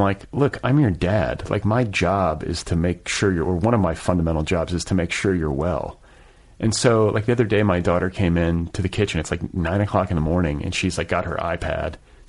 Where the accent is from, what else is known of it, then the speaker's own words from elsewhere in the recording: Midwest, United States; We had a refrigerator in my garage growing up in the Midwest that was like stocked with Mountain Dew